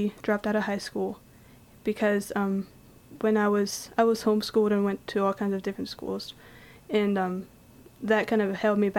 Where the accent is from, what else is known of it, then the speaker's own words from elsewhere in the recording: Pennsylvania, United States; moved away as an adult; now in Ohio, United States; I'm originally from Pennsylvania.